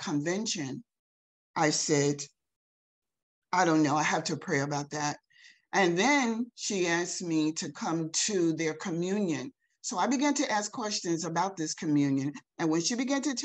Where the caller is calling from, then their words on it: Elizabeth City, North Carolina, United States; I'm calling in from Elizabeth City, North Carolina.